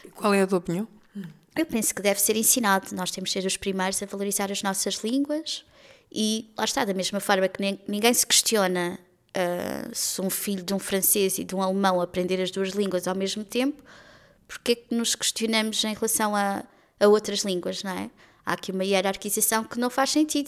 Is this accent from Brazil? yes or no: no; Lisbon, Portugal; Considero-me uma afrolisboeta, que é a cidade onde nasci, atualmente é a cidade onde vivo